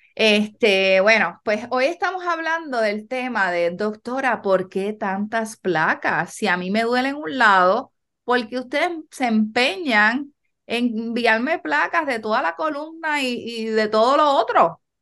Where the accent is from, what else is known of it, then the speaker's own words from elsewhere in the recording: Yabucoa, Puerto Rico; also born or lived in New York; nosotros somos de Yabucoa original